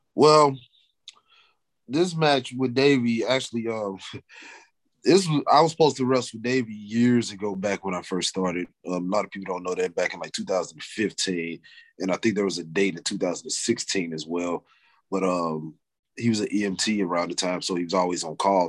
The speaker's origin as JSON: {"language": "English", "town": "Wellston", "region": "Missouri", "country": "United States", "said": "I'm from Wellston in a way."}